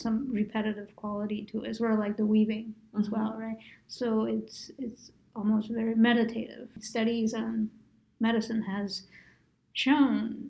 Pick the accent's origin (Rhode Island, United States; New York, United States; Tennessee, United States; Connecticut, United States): New York, United States; now in Phoenix, United States; I'm from New York